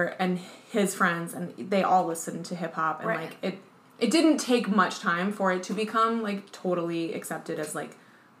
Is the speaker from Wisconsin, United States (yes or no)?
yes; Madison, Wisconsin, United States; I grew up in Madison, Wisconsin.